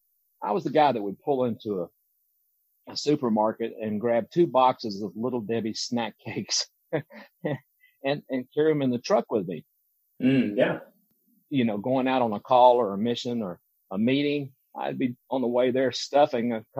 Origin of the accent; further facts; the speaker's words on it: Deep South, United States; moved away as an adult; any other kid growing up in the Deep South